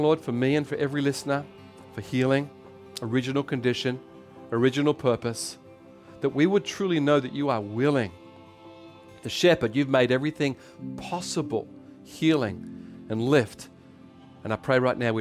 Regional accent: Australia; accent: Aussie; in my Aussie accent, sorry, because I'm Australian.

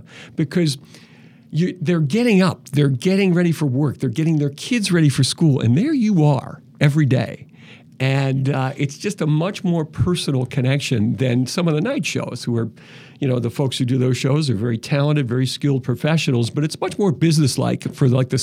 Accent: Philadelphia, Pennsylvania, United States; I grew up in Philadelphia

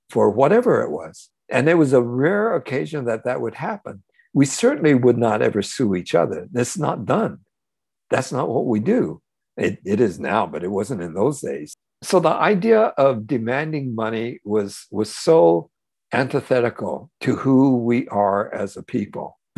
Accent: United States; all those things that I had carried in all those years growing up in America and being part of all the conflicts that that we were experienced as Japanese Americans.

